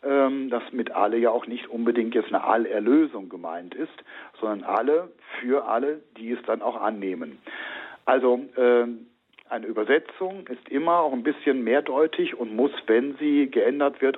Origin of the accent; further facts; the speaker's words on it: North/West Germany, Germany; denn ich komme ja auch aus Nord- bzw. Westdeutschland. Uns ist der Gruß auch nicht geläufig.